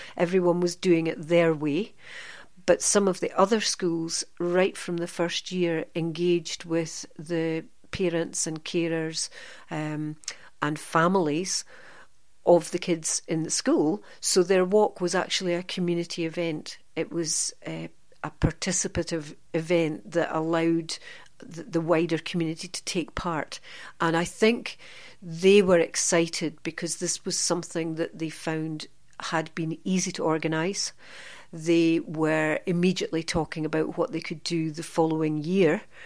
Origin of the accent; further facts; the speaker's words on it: Aberdeen, Scotland, United Kingdom; moved away as an adult; now in central Scotland, United Kingdom; I'm from the Aberdeen area and I studied in Aberdeen, and then moved to central Scotland thirty-six years ago, and never left